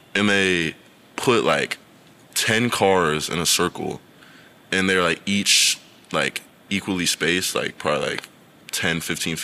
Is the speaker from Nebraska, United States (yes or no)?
yes; Bellevue, Nebraska, United States; moved away as an adult; now in Norman, United States; my hometown, like, Bellevue